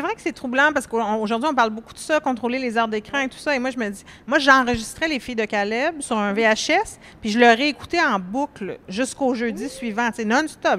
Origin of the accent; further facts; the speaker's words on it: Laurentides, Quebec, Canada; moved away; je viens d'un lieu paradisiaque, là, je viens des Laurentides